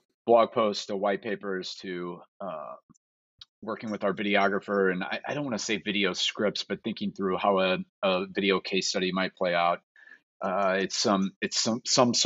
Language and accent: English; St. Louis, Missouri, United States; I'm from the St. Louis area.